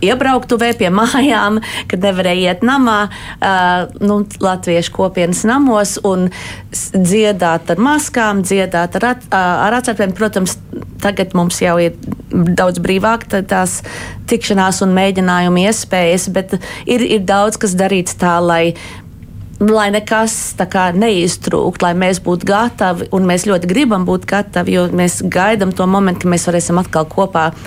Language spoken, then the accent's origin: Latvian; United States; es esmu no Amerikas un es piedalos arī. Uh, Bostonas latviešu korī